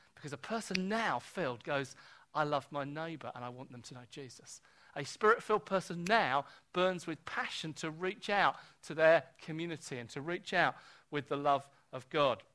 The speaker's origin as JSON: {"language": "English", "country": "United Kingdom", "said": "I'm born British."}